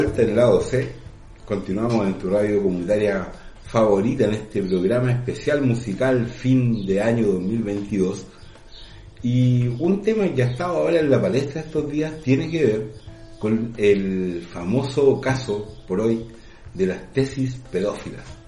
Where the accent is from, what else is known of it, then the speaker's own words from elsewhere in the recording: Chile; nuestro país